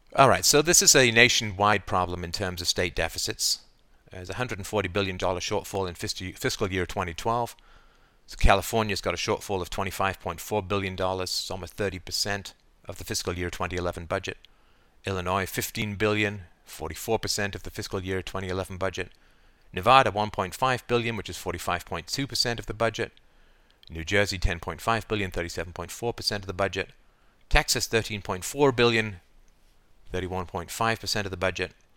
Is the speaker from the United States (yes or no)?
no; Canada; I say we as a Canadian